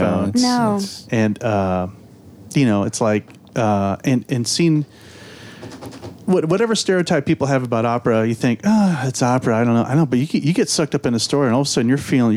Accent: outside Los Angeles, California, United States; moved away as an adult; also born or lived in St. Louis, Missouri; now in Memphis, United States; I grew up outside Los Angeles, and then I was in St. Louis for about 20 years, and then been in Memphis about 7

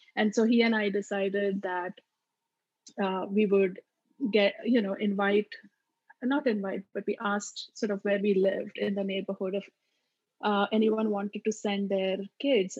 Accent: Maharashtra, India; accent: Maharashtrian; first language Marathi; English is a second language; moved away as an adult; now in United States; my mother tongue, which is Marathi, this is the way we speak. So it's not even your typical quote unquote Indian accent. It's much more sort of Maharashtrian accent.

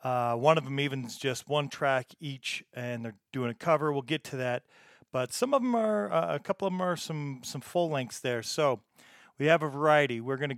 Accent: United States; accent: American; me speaking in my typical American accent

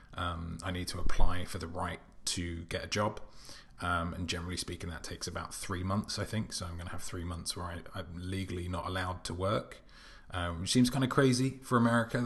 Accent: United Kingdom; as a British person

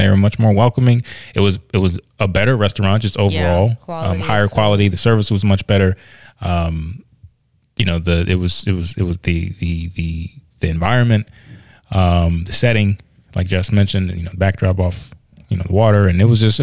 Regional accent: Virginia, United States; I'm actually from Virginia, though. My dad's from Union County.

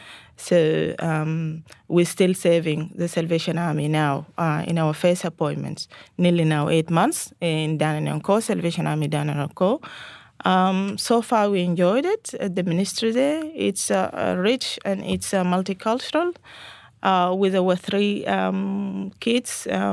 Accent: Sudan; now in Australia; I was born and raised in North Sudan, but originally my parents from South Sudan.

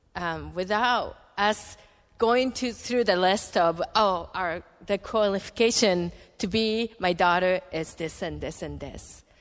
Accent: Japan; English is a second language; moved away as an adult; also born or lived in United States; He designed me as a Japanese, and I grew up in Japan

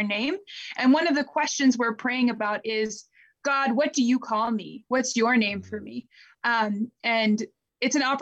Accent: Maryland near Annapolis, United States; I grew up in Maryland near Annapolis. So East Coast, born and raised

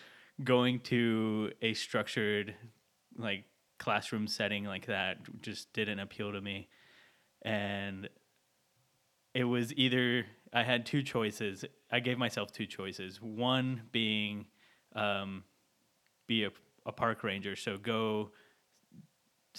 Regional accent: San Antonio, Texas, United States; moved away as an adult; also born or lived in Austin, Texas; now in Fort Worth, United States; I grew up in San Antonio, most recently came from Austin

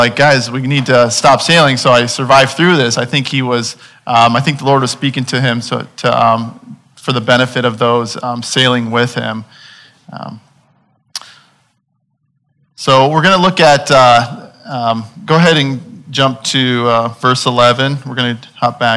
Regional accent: Illinois, United States; I'm from Illinois, and you know, I'm from surrounded by seas of corn

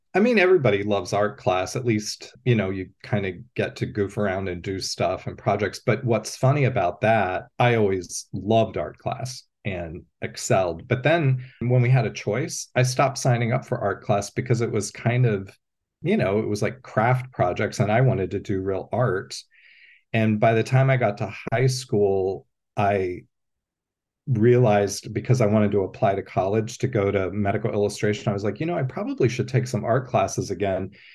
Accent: Pennsylvania, United States; moved away as an adult; also born or lived in Columbus, Ohio / Athens, Ohio; I grew up in Pennsylvania

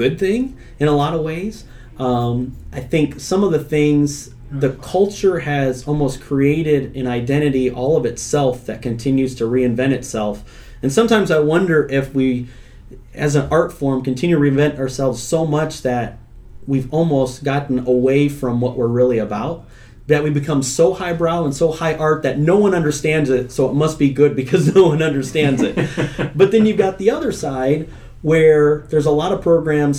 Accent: Indiana, United States; also born or lived in Florida; now in Illinois, United States; I grew up in Indiana.

